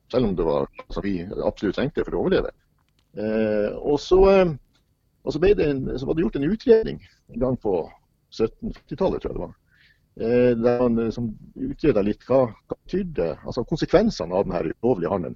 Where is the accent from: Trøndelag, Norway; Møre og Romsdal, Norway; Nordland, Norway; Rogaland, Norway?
Nordland, Norway; Sortland; fra den bygda i Nordland som, der jeg vokste opp